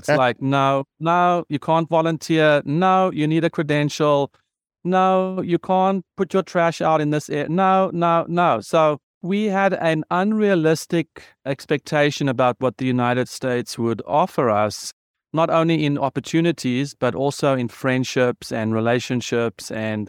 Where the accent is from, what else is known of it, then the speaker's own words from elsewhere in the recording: South Africa; I am a South African. I am a white South African. I'm a male South African. I was privileged in my education, South African.